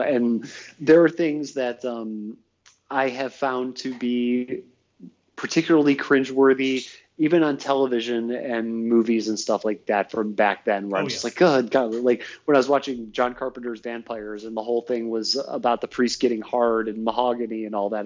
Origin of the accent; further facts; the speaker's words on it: Northfield, Ohio, United States; I'm from Northfield. It's like a little bit outside the city